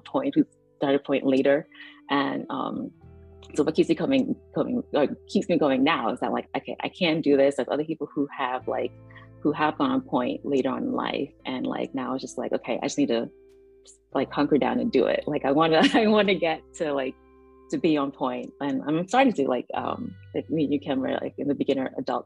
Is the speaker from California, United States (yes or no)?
no; New York City, New York, United States; moved away as an adult; also born or lived in Rockland County, New York; now in Washington, D.C., United States; I grew up in New York City